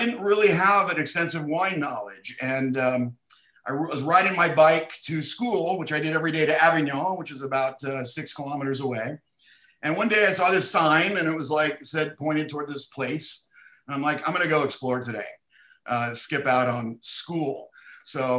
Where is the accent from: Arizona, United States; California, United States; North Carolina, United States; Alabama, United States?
California, United States; Bay Area; also born or lived in San Jose / Eugene, Oregon; I grew up in the Bay Area. I was born in San Jose. So I lived along the peninsula all my life too